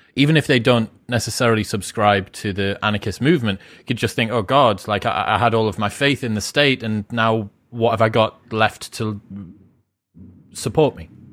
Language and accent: English; United Kingdom; being British